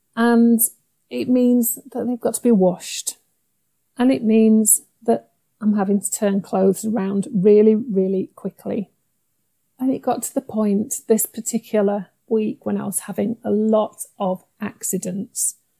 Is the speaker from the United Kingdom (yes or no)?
yes; Yorkshire and the Humber, United Kingdom; I'm a Yorkshire lass